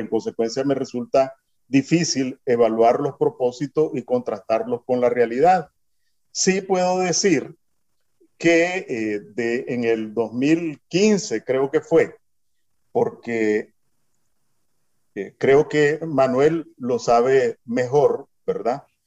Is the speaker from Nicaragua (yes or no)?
yes; Nicaragua; moved away as an adult; also born or lived in Miami / California; now in San José, Costa Rica; todos somos nicaragüenses en el exterior